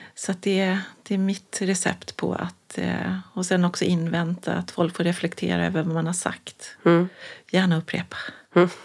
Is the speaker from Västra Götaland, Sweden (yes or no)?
no; Kiruna, Norrbotten County, Sweden; växte jag upp i Kiruna